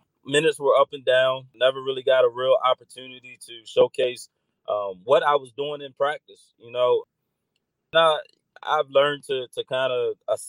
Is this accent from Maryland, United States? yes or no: yes; Crisfield, Maryland, United States; knowing where I come from and the humble beginnings and the struggle of growing up in Crisfield.